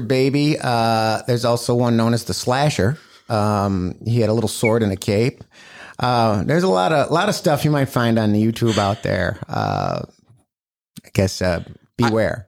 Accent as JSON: {"language": "English", "town": "Batavia", "country": "United States", "tie": "born or raised there", "also_born_or_lived": "Sacramento, California", "said": "I grew up in Batavia. I went to Batavia High School"}